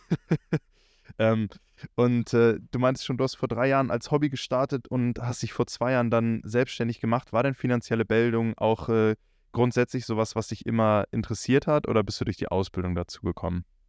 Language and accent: German; Northern Germany, Germany; bei uns im Norden hier ist auch so, dass wir, wenn wir in die 12. Klasse, 13. Klasse kommen, kurz vor Abitur